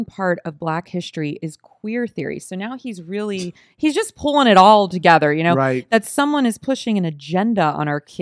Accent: Oakmont, Pennsylvania, United States; In my hometown of Oakmont

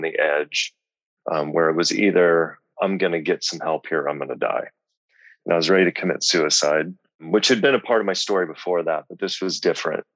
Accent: Lincoln, Nebraska, United States; also born or lived in Omaha; I grew up in Lincoln

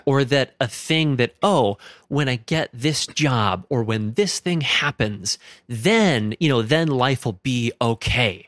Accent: Stillwater, Minnesota, United States; I grew up in Stillwater, Minnesota

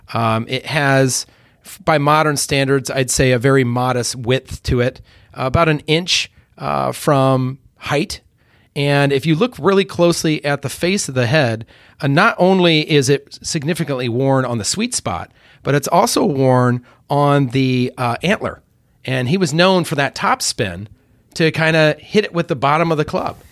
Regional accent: United States

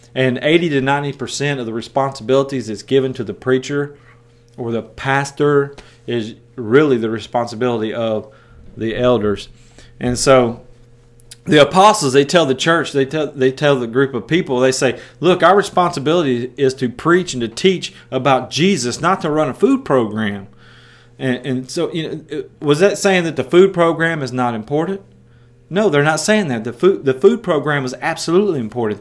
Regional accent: West Tennessee, United States; accent: country; moved away as an adult; also born or lived in Osceola, Iowa; I'm from West Tennessee

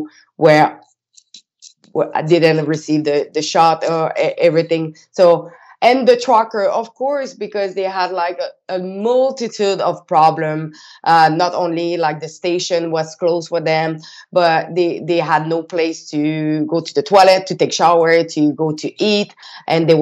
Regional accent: Quebec, Canada; I'm from Quebec

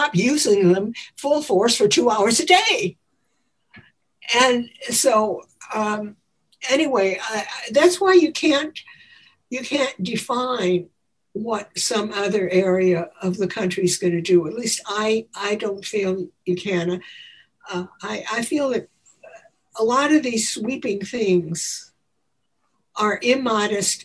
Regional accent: Chicago, Illinois, United States; When I grew up in Chicago, the air was almost unbreathable from all the coal smoke

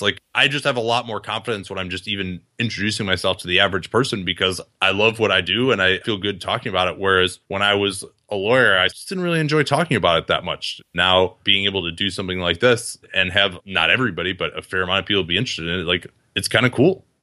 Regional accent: Chicago, Illinois, United States; I grew up in Chicago.

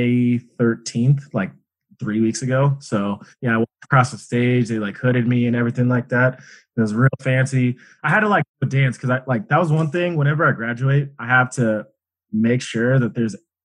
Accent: Golden, Colorado, United States; I am from Golden, Colorado

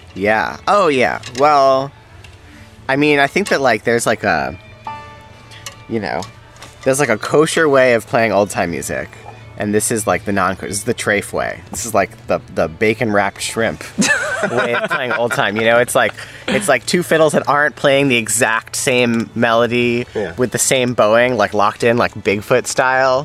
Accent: New York, United States; growing up in New York

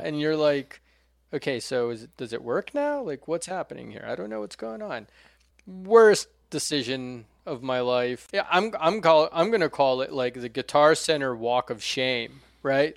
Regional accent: Brasília, Federal District, Brazil; now in United States; my hometown of Brasilia

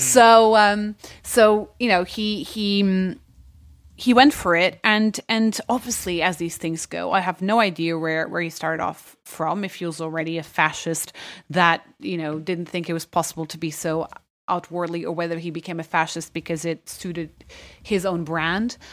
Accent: Lisbon, Portugal; moved away; I went to a German school and, which counts as an international school in Lisbon

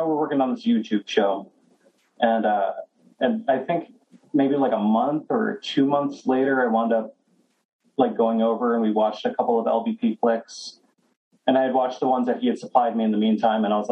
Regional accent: Rochester, New York, United States; moved away as an adult; also born or lived in Denver, Colorado; I grew up in Rochester

